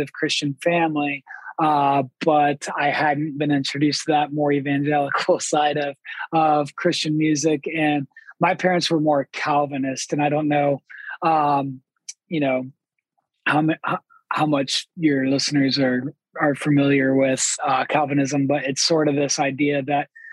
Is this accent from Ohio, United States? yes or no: yes; Columbus, Ohio, United States; I'm from Columbus, Ohio